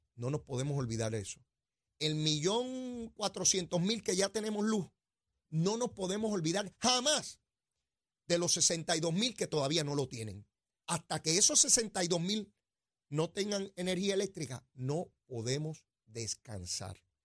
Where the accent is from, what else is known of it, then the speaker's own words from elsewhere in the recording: Puerto Rico; nosotros aquí